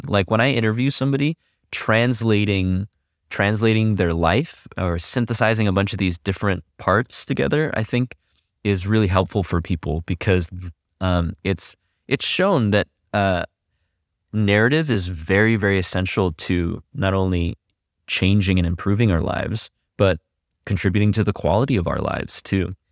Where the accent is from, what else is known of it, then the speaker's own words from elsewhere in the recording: California, United States; also born or lived in Quezon City, Philippines; I grew up in the high desert. That's in, here in California, on your way to Las Vegas